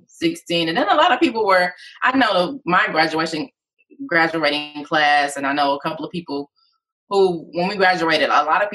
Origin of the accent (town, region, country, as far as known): Detroit, Michigan, United States; born or raised there